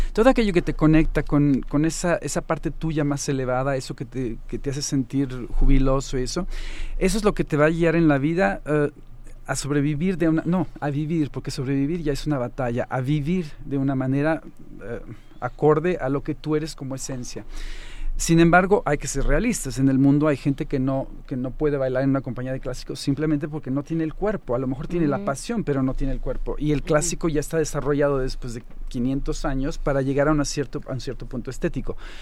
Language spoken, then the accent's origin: Spanish; Mexico; moved away as an adult; also born or lived in Finland / Germany; Yo me fui de México a los 25 años más o menos